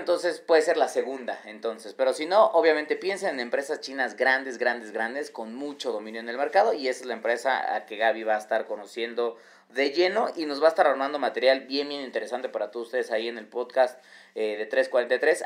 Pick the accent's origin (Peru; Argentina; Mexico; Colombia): Mexico